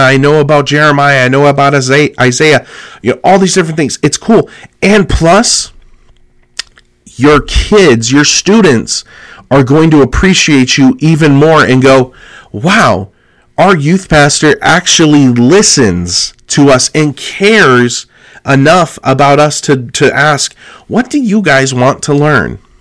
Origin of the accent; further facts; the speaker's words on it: California, United States; Growing up in California